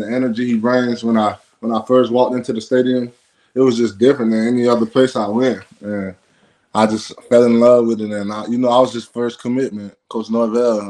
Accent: Florida, United States; born or raised there

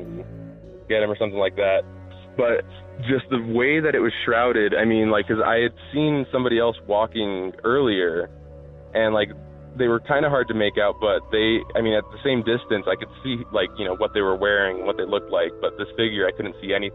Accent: Albuquerque, New Mexico, United States; moved away; I'm from Albuquerque

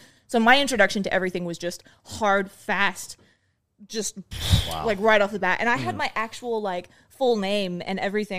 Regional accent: Reno, Nevada, United States; born there; I was born in Reno. So my mom is from New Zealand and my dad is from the States.

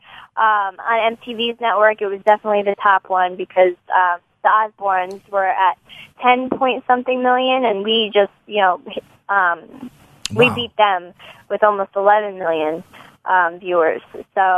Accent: New York, United States; I was from New York.

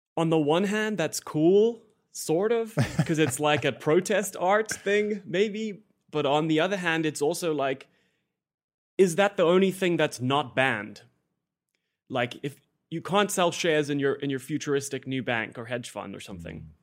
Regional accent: South Africa; moved away as an adult; now in United States; I came from South Africa

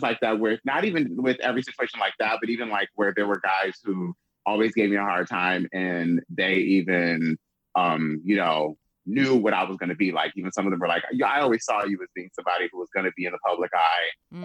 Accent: Lansing, Michigan, United States; I'm from Lansing, Michigan. I'm from a small, like, town. This Lansing, Michigan cornfield. I live right up the street. My childhood home is right up the street from a cemetery

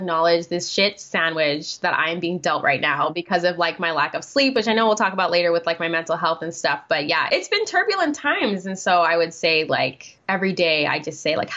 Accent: Guam; moved away as an adult; now in United States; born and raised in Guam for 18 years

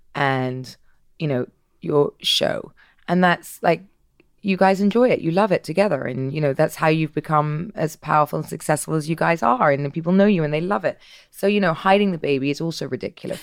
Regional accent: England, United Kingdom; I'm English

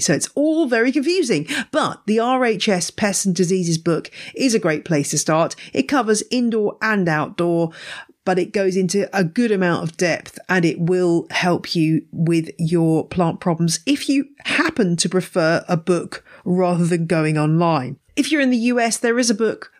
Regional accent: England, United Kingdom; also born or lived in Louisiana; as an English person arriving

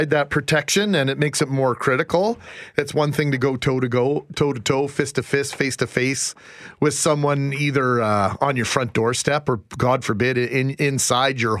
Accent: Canada

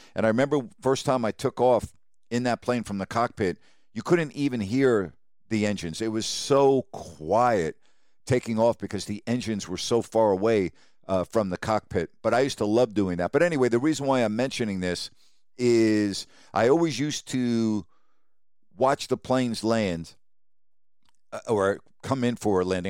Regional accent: Long Island, New York, United States; I grew up on Long Island

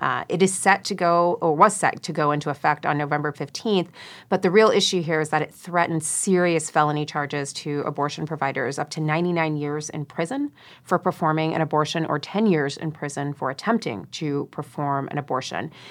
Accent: Florida, United States; I grew up in Florida

